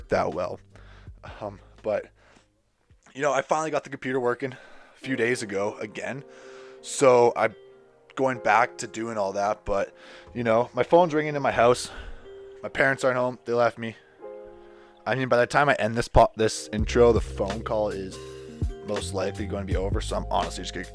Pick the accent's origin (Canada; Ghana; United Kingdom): Canada; my duties as a Canadian citizen